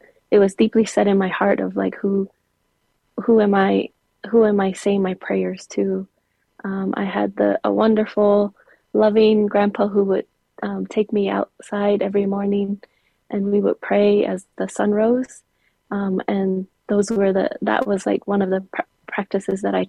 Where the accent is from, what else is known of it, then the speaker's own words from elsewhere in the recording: Zuni, New Mexico, United States; also born or lived in Gallup, New Mexico; I am from the Pueblo of Zuni, and that's where I grew up. I grew up in the Pueblo of Zuni